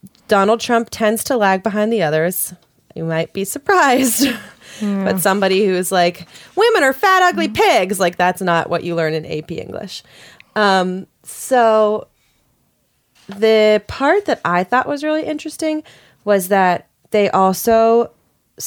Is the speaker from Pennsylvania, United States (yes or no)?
yes; Pittsburgh, Pennsylvania, United States; my hometown of Pittsburgh, Pennsylvania